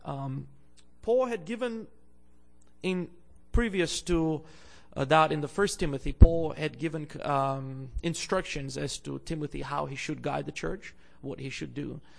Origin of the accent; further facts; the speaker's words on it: Bulgaria; also born or lived in Andrews University (United States); now in Canada; I'm originally from Bulgaria in Eastern Europe